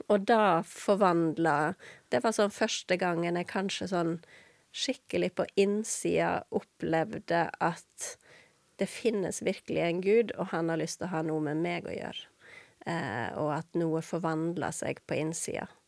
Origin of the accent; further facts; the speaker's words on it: Vestland, Norway; Jeg er jo ikke haugesunder. {S0} Nei. Ikke, {S1} nei. Så jeg, jeg, pleier ofte å si at jeg er en sogning som har forvilla meg, og underveis mista dialekta.